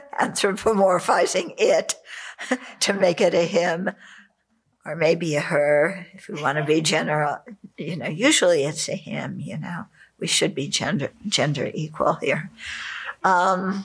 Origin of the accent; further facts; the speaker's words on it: California, United States; I grew up in California